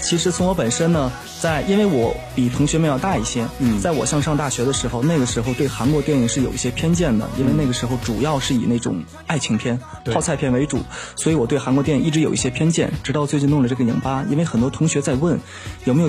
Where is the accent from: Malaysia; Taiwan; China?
China; Tianjin; 因为我是天津人嘛，